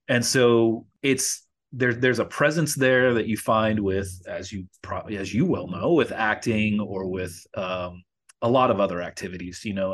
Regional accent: Louisville, Kentucky, United States; now in Los Angeles, United States; in my hometown in Louisville, Kentucky

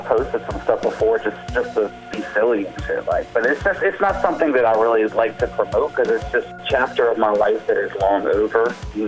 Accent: Richmond, United States; I'm a producer from Richmond

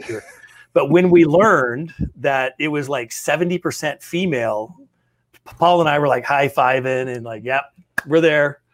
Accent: North Platte, Nebraska, United States; our hometown, in my hometown

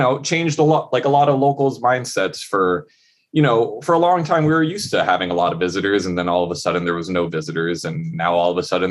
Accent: Hawaii, United States; growing up in Hawaii

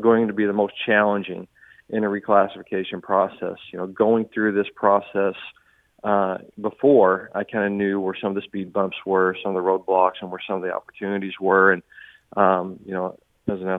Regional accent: Southern Indiana, United States; now in St. Charles, United States; I grew up in Southern Indiana

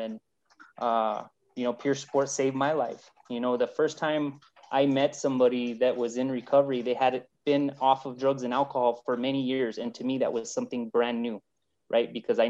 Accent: New Mexico, United States; From what you heard from my bio is that I'm from New Mexico. I've lived here my whole life, and I live New Mexico. I speak New Mexico and I eat New Mexico, right?

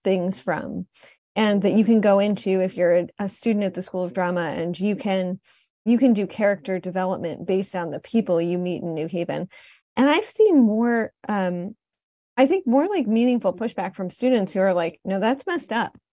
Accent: Detroit, Michigan, United States; moved away as an adult; now in New Haven, United States; I was coming from Detroit where I grew up

